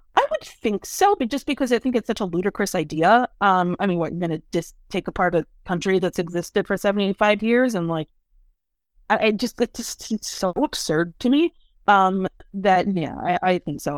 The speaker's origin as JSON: {"language": "English", "town": "Chicago", "region": "Illinois", "country": "United States", "also_born_or_lived": "New York", "moved": "yes", "lives_now": "Washington, D.C., United States", "said": "I'm from Chicago, I spent ten years in New York, and now ten years in D C."}